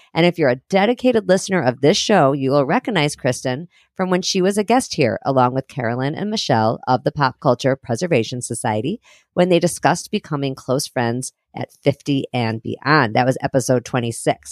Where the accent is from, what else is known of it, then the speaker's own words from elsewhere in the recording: Highland Park, Illinois, United States; I grew up in Highland Park in Chicago.